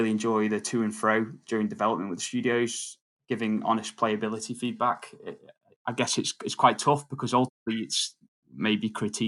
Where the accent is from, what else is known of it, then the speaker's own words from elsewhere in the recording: Isle of Man; I'm actually born and I grew up in the Isle of Man, so I'm a bit of a local.